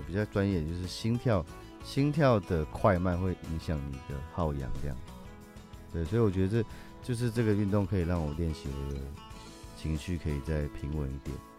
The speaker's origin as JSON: {"language": "Chinese", "country": "Taiwan", "tie": "born or raised there", "said": "我有一半台湾族的血统嗯。，所以我从小就在部落长大"}